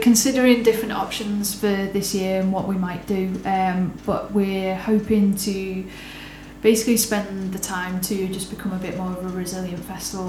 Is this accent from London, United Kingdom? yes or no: no; Liverpool, North West England, United Kingdom; now in Manchester, United Kingdom; as a scouser